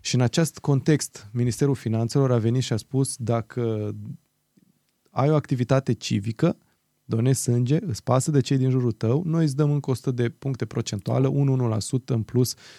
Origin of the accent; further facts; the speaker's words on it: Romania; moved away as an adult; cum am plecat eu în 2007 din România